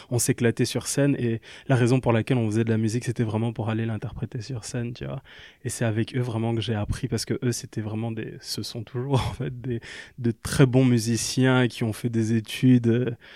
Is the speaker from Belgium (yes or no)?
yes; Liège, Wallonia, Belgium; also born or lived in Kinshasa; Je viens de Liège et de Kinshasa.